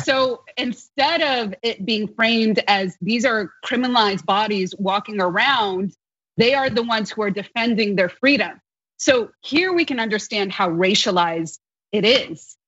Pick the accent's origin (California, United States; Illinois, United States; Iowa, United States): California, United States; Los Angeles; growing up in Los Angeles